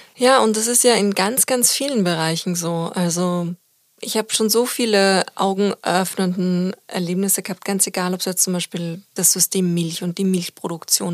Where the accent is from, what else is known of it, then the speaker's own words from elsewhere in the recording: Austria; now in Germany; als Österreicherin